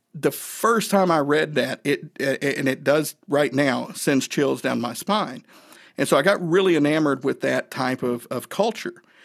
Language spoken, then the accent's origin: English; Northeast Tennessee, United States; I grew up in Northeast Tennessee